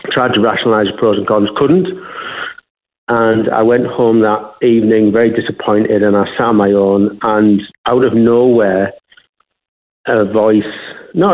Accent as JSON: {"language": "English", "town": "Middlesbrough", "region": "North East England", "country": "United Kingdom", "tie": "born or raised there", "moved": "yes", "lives_now": "Australia", "said": "I was born and raised in Middlesbrough in the northeast of England"}